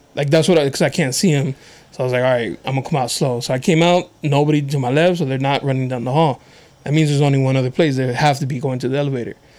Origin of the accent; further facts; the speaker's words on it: National City, California, United States; I grew up in National City, but I went to schools out here.